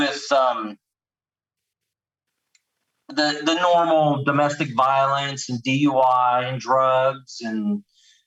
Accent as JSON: {"language": "English", "town": "West Hazleton", "region": "Pennsylvania", "country": "United States", "also_born_or_lived": "South Carolina", "moved": "as an adult", "said": "I'm originally from Pennsylvania, a small, small, tiny coal mine area called West Hazleton"}